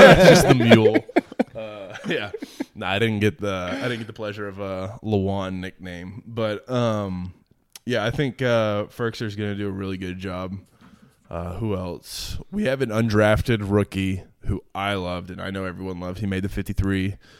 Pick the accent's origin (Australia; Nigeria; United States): United States; Nashville, Tennessee; everyone knew that I was from Nashville, but they didn't know that like I was a Titans fan of my entire life.